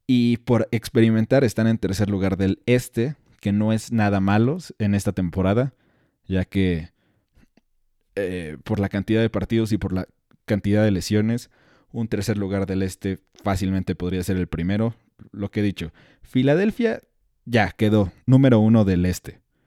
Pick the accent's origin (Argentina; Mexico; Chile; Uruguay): Mexico; soy mexicano y me siento orgulloso